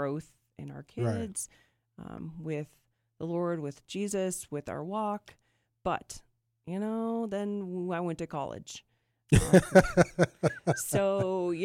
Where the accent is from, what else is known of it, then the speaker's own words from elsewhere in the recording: Omaha, Nebraska, United States; I'm from Omaha, so here there was that Wednesday program.